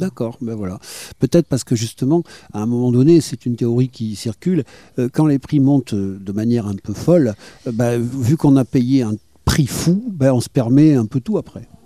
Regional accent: Bordeaux, Nouvelle-Aquitaine, France; quand j'étais enfant et que je venais ici en tant que Bordelais

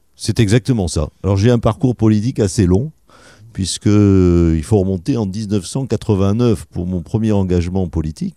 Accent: Médoc, Nouvelle-Aquitaine, France; also born or lived in Toulon / Bordeaux / Lège-Cap-Ferret; je suis né à Toulon, figurez-vous, parce ah que mon père était en poste à Toulon hein, à l'époque de ma naissance. Et puis, eh ben, j'ai habité le Médoc pendant euh, mes premières années de vie

